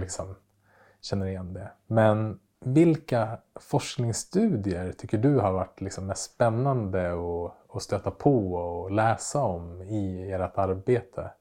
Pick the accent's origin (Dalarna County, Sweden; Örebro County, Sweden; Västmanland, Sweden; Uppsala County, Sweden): Västmanland, Sweden; Västerås; moved away; Västerås där jag växte upp